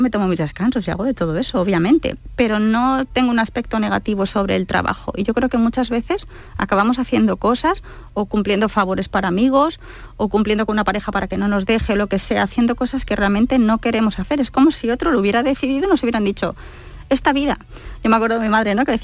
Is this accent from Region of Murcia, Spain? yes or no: no; Basque Country, Spain; porque yo soy vasca en realidad, yo soy muy del norte